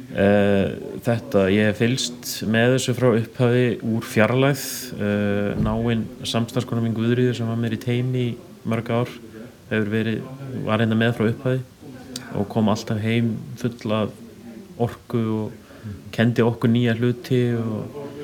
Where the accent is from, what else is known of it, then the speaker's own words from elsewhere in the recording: Svarfaðardalur, Northeastern Region, Iceland; also born or lived in Akureyri; ég er uppalinn á Sveitabænum Brekku í Svarðardal